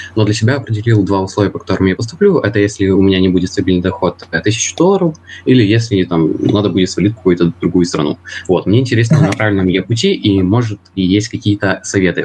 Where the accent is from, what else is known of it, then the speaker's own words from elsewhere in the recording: Ukraine; мне 15, я с Украины